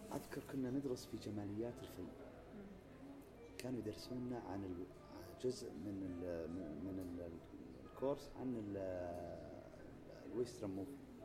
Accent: Saudi Arabia; عندنا في المملكة العربية السعودية

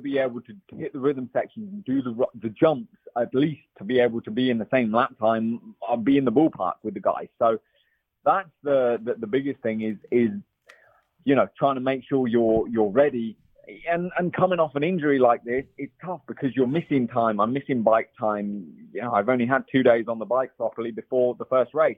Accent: England, United Kingdom; also born or lived in Belgium / Italy; now in California, United States; I'm English

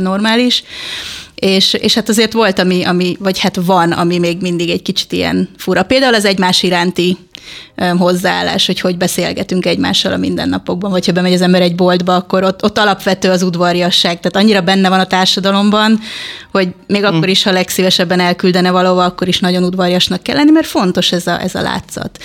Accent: Hungary; moved away; magyar vagyok elvileg

